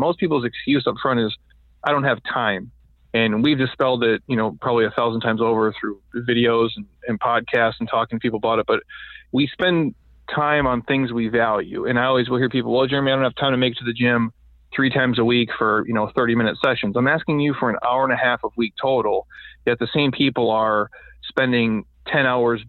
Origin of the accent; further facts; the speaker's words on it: Midwest, United States; I grew up in the Midwest, and you graduate and you're kind of in that stage of like you're not sure, what to do.